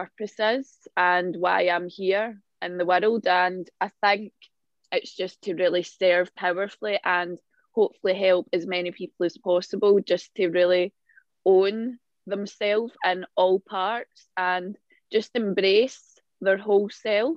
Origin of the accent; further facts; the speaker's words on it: Glasgow, Scotland, United Kingdom; I'm from Glasgow in Scotland